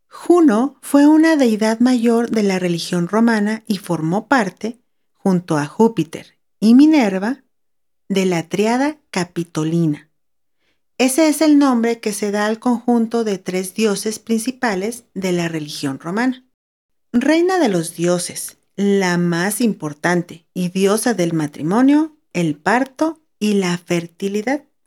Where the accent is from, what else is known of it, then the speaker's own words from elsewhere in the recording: Ensenada, Baja California, Mexico; now in San Luis Potosí, Mexico; crecí en una ciudad a la orilla del mar, específicamente en el puerto de Ensenada, Baja California